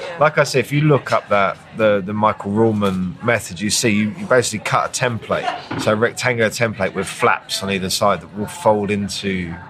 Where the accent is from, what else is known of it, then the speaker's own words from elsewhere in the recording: United Kingdom; I'm British